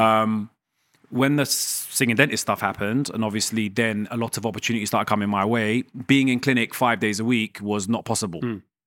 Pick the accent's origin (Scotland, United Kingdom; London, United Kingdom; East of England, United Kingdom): London, United Kingdom; also born or lived in Iran; I was raised in London, right? So South London, and I wanted to stay in London